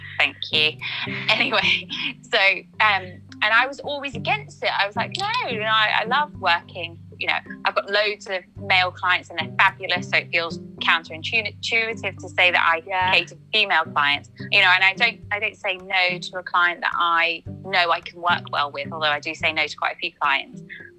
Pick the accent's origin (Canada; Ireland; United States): Ireland; I know, but we're Irish, so, you know, we breed that way.